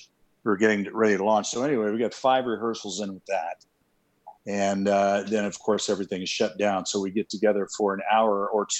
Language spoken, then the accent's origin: English; Columbus, Ohio, United States; now in California, United States; I'm originally from Columbus, Ohio.